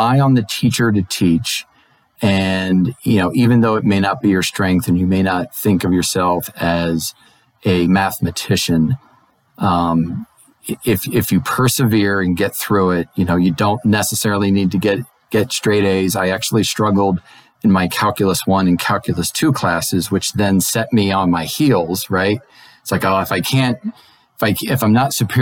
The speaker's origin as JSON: {"language": "English", "area": "outside of Philadelphia", "region": "Pennsylvania", "country": "United States", "tie": "born or raised there", "also_born_or_lived": "Raleigh, North Carolina / Alexandria, Virginia", "moved": "as an adult", "said": "growing up outside of Philadelphia and in the suburbs."}